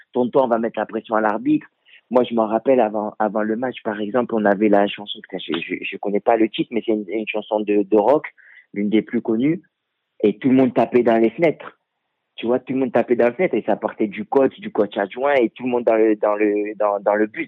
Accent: France; moved away; also born or lived in Africa (origin); je suis français

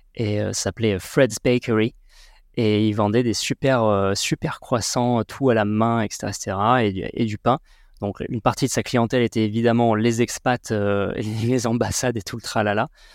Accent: Sarlat, Nouvelle-Aquitaine, France; also born or lived in Bordeaux; franco-tibétain né à Sarlat. J'ai grandi dans le Périgord noir jusqu'à mes 18 ans

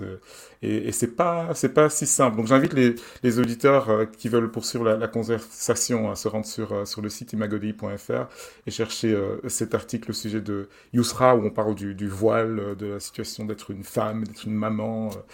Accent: Belgium; je suis belge

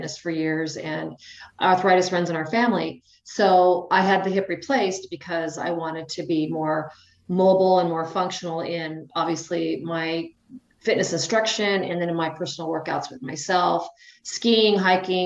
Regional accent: Idaho, United States; now in North Dakota, United States; I live in North Dakota. I'm originally from Idaho.

